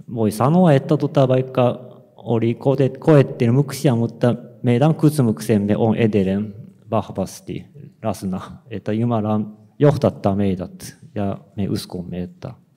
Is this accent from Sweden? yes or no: no; Osaka, Japan; Finnish is a second language; also born or lived in South Ostrobothnia, Finland / Tokyo, Japan / Germany; now in Kobe, Japan; Mä oon kotoisin Osakasta